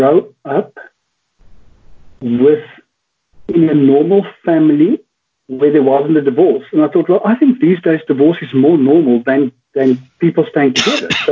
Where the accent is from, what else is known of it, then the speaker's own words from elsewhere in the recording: Johannesburg, Gauteng, South Africa; now in Cape Town, South Africa; growing up in Johannesburg